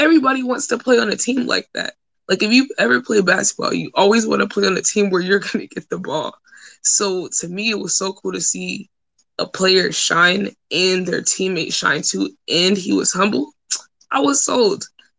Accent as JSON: {"language": "English", "town": "Atlanta", "region": "Georgia", "country": "United States", "tie": "born or raised there", "also_born_or_lived": "Mississippi", "said": "I grew up in Atlanta"}